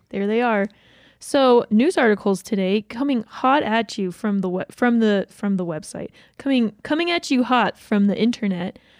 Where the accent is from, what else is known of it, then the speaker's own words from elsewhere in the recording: Georgia, United States; I grew up in Georgia